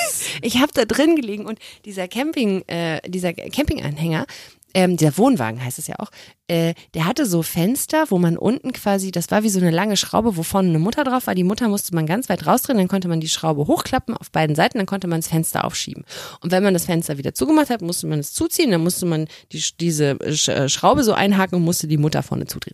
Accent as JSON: {"language": "German", "area": "Cologne area", "region": "North Rhine-Westphalia", "country": "Germany", "tie": "born or raised there", "said": "Ich komme aus dem Umland von Köln. Ich bin da aufgewachsen."}